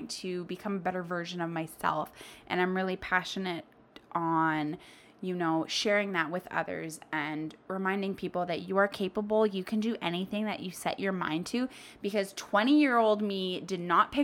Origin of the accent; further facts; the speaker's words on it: Winnipeg, Manitoba, Canada; I am from Winnipeg. That is in Canada, so we are a snowy little city.